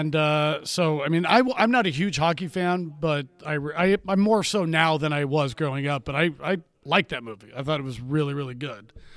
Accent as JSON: {"language": "English", "town": "Ventura", "region": "California", "country": "United States", "said": "I'm from Ventura, where there's a lot of surfing"}